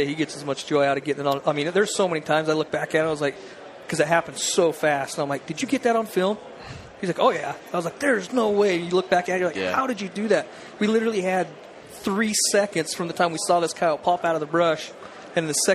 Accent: St. George, Utah, United States; also born or lived in Enterprise, Utah; I am from Southern Utah, grew up St. George Enterprise. I live in St. George now.

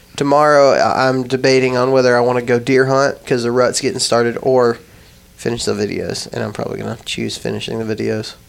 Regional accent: West Texas, United States; when I was growing up in West Texas

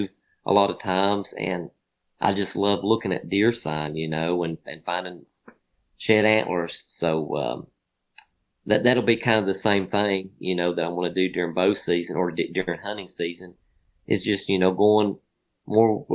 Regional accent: Virginia, United States; my home state

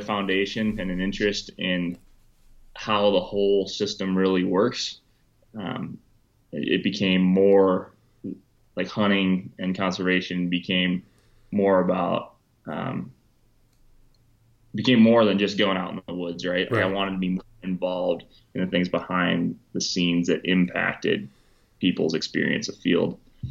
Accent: Wisconsin, United States; growing up in Wisconsin, I went to college in Wisconsin

